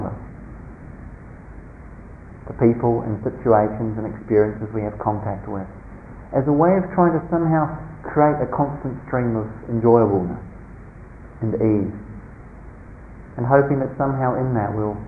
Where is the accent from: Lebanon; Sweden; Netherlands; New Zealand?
New Zealand; growing up in New Zealand in a small, very conservative country town